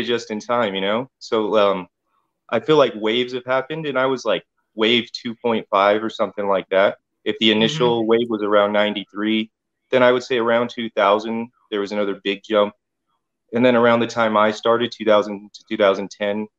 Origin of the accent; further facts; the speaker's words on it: Riverside, California, United States; I'm from Riverside, born and raised